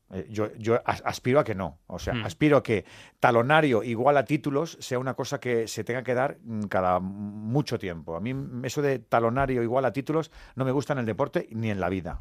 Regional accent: Madrid, Community of Madrid, Spain; como somos madrileños

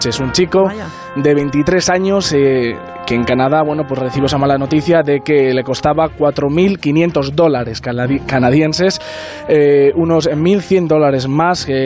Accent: Ponferrada, Castile and León, Spain; De Ponferrada.

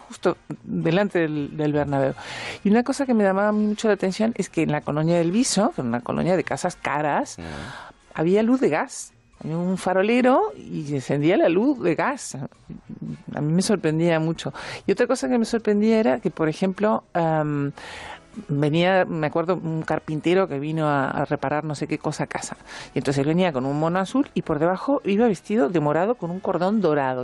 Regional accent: Uruguay; now in Spain; soy uruguaya

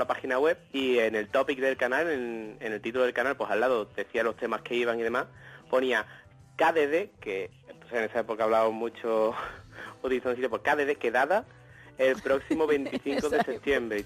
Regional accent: Seville, Andalusia, Spain; yo soy de Sevilla

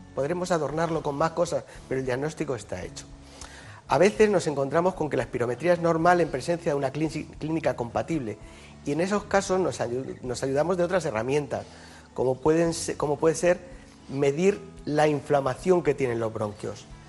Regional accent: Yecla, Region of Murcia, Spain; now in Madrid, Spain; El hospital de mi pueblo se sigue llamando Hospital Virgen del Castillo y a mucha honra, ¿no? es la patrona de Yecla

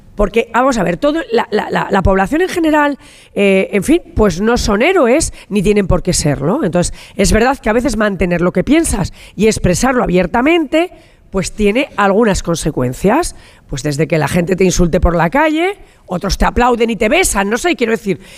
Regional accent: La Rioja, Spain; soy riojana y como riojana, en esta Santa Rioja eh, eh, me he pasado toda mi infancia en las comidas familiares

